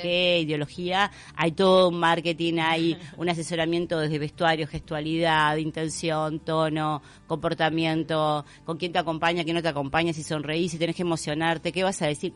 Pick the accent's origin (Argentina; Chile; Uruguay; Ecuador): Uruguay; como uruguayos